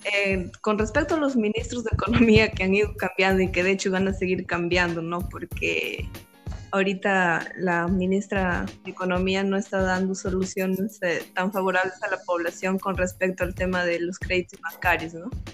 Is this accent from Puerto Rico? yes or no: no; Peru; como buenos peruanos